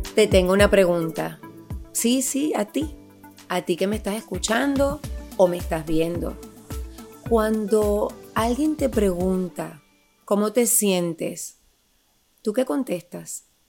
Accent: Puerto Rico; Somos boricuas las dos

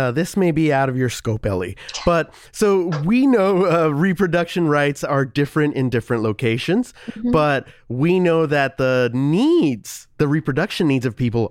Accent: New Mexico, United States; Because we are both from New Mexico.

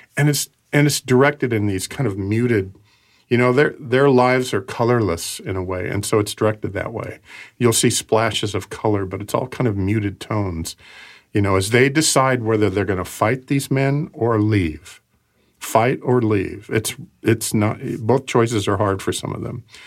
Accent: Portland, United States; when I was growing up in Portland

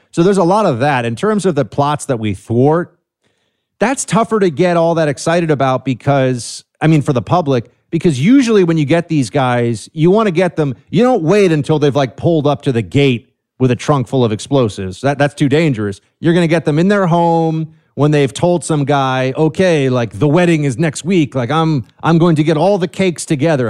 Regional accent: New York City, New York, United States; I'm from New York City, man. Born and raised here

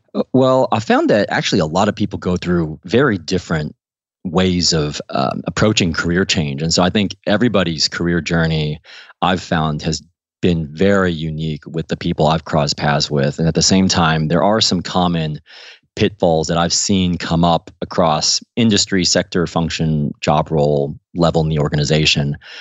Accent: Midwest, United States; moved away as an adult; also born or lived in Missouri / Ohio / Washington, D.C.; now in London, United Kingdom; growing up in Ohio and Missouri

